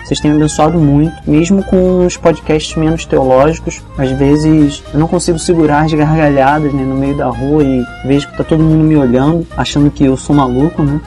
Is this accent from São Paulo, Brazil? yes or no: no; Nova Iguaçu, Rio de Janeiro, Brazil; moved away as an adult; now in Niterói, Brazil; eu tô morando aqui em Niterói por causa da faculdade, né? mas eu sou de Nova Iguaçu